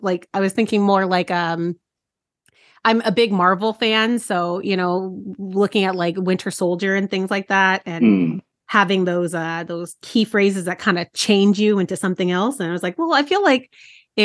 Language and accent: English; Southern California, United States; I'm from Southern California, and I live in predominantly white areas